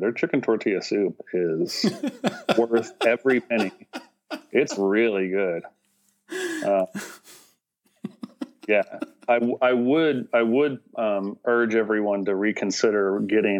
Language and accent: English; Gallatin, Tennessee, United States; I'm a Tennessee native, grew up on a cow farm in Gallatin, Tennessee